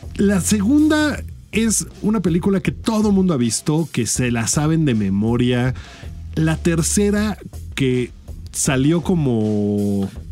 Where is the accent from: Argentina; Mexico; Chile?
Mexico; uno como mexicano